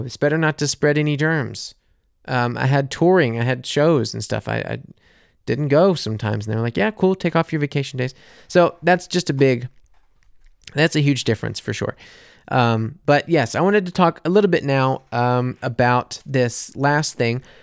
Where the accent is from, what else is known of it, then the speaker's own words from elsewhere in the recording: United States; moved away as an adult; also born or lived in New Orleans; now in Munich, Germany; a silly American living in Munich